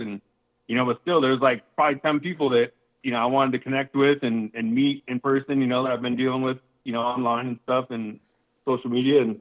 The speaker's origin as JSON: {"language": "English", "region": "South Dakota", "country": "United States", "tie": "born or raised there", "moved": "yes", "lives_now": "Arizona, United States", "said": "I was born in South Dakota, so living on a farm"}